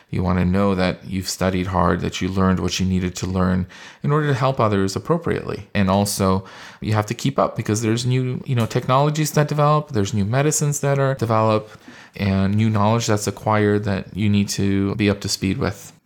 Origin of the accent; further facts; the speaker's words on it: California, United States; I was born and raised in California